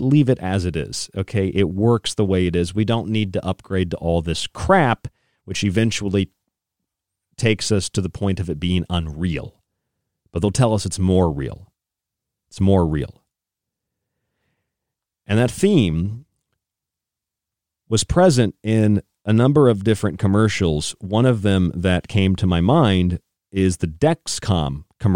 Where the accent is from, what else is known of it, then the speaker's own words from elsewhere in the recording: Tampa, Florida, United States; moved away; also born or lived in St. Petersburg, Florida; I grew up in Tampa, St. Pete, so I lived there again after childhood